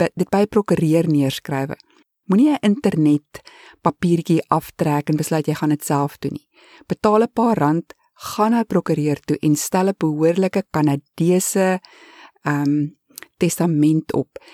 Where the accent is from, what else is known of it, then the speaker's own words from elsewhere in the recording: South Africa; accent: South African; moved away as an adult; now in Canada; ons as Suid-Afrikaners het baie sterk aksente